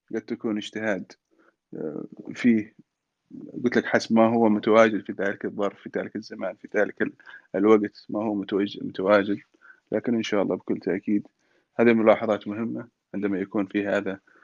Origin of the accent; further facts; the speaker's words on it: Aden, Yemen; also born or lived in Hadhramaut (ancestry); انا اعتبر نفسي كمان انا عدني يعني مش فقط حضرمي بحكم اني خلقت في عدن تربيت في عدن